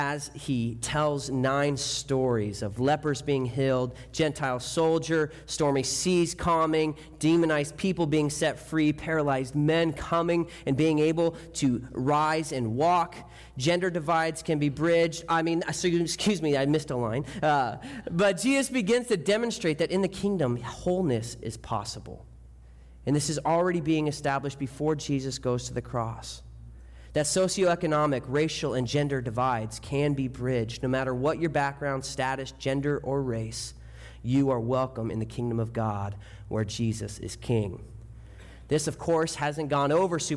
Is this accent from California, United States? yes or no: yes; Newbury Park, California, United States; now in Camarillo, United States; I'm originally from Newbury Park